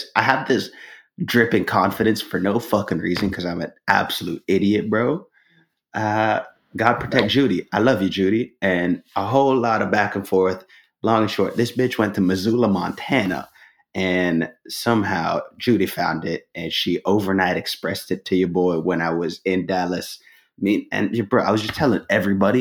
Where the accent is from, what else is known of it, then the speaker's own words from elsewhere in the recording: Canada; as a Canadian